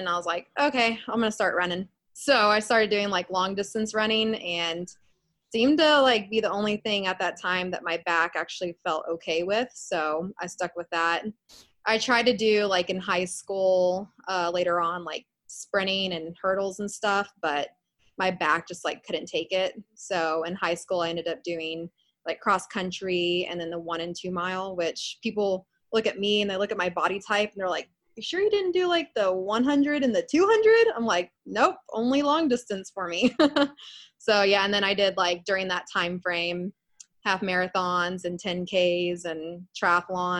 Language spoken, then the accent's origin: English; Austin, Texas, United States; also born or lived in Orlando, Florida; I'm born and raised in Austin. Been here for almost 27 years